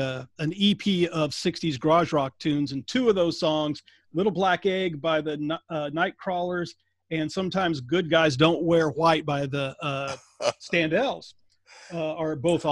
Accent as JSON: {"language": "English", "region": "Iowa", "country": "United States", "said": "my home state of Iowa."}